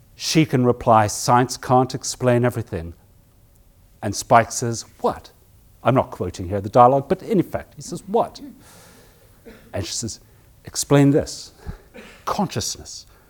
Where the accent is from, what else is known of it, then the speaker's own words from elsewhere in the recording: South Africa; moved away; I grew up in South Africa when I was a boy